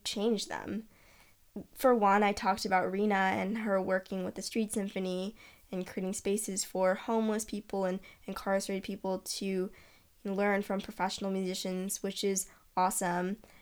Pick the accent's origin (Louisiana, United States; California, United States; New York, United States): California, United States; Los Angeles; moved away; I come from Los Angeles, which is incredibly diverse city, and all the music scenes I've been a part of in L A have always been diverse